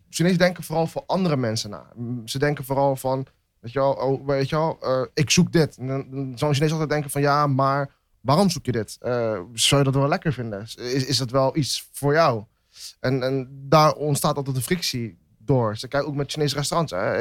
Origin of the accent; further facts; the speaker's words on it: Netherlands; ben ik in Nederland geboren, dus ben ik eigenlijk ook een Nederlander